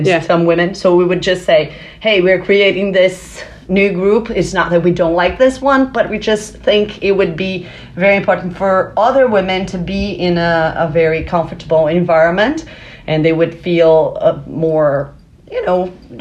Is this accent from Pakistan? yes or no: no; Brazil; I'm from Brazil, the country of soccer